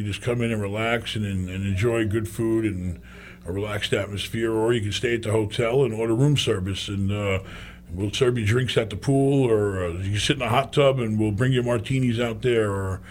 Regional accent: New York, United States; I was born and raised in New York.

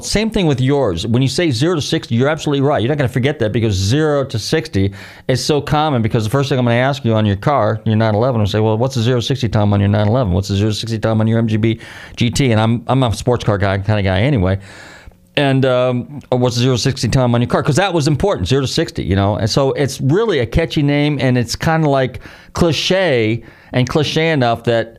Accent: California, United States; I used to go there vacation because I'm originally from Marin County. So my parents, and they were in the motel business, so we would go up and down the coast all the time

